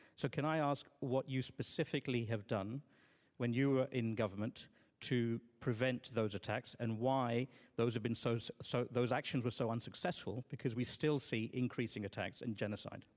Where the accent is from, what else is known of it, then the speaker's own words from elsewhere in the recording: Balochistan, Pakistan; I'm from Balochistan